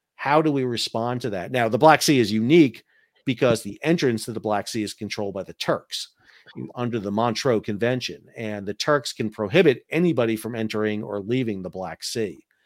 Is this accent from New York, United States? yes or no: yes; New York, United States; moved away; I'm from New York originally